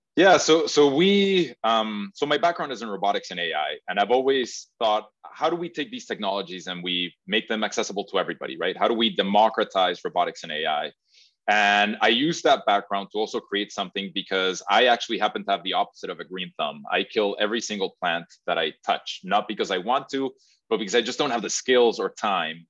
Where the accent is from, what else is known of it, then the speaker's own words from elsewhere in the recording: Mexico; now in Massachusetts, United States; I'm originally from Mexico